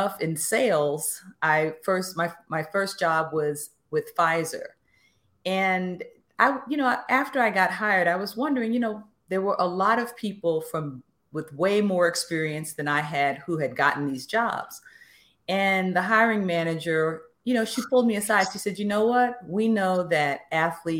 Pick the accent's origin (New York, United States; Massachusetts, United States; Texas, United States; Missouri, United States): New York, United States; New York City; I grew up in the Bronx and went to basically public school my entire life.